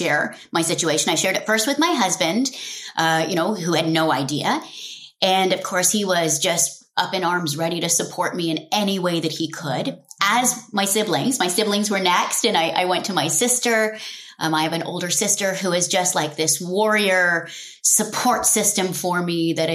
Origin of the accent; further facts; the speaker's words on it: Nairobi, Kenya; also born or lived in London, England; I was born in London, and over a couple of months, we moved back to our home in Kenya at the time in Nairobi, and got to start my childhood there.